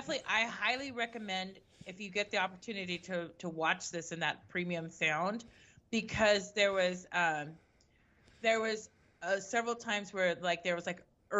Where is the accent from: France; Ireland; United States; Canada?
Ireland; I'm from Ireland.